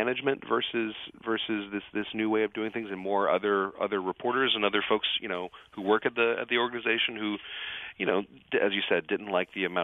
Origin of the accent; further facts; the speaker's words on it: South Louisiana, United States; I'm from South Louisiana